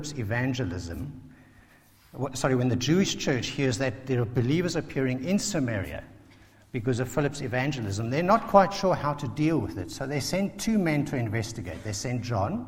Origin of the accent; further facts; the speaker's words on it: South Africa; now in Basingstoke, United Kingdom; a South African who grew up under apartheid